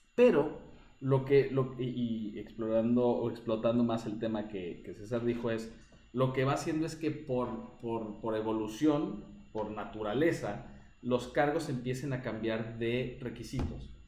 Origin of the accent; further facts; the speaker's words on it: Mexico; now in Chile; yo como mexicano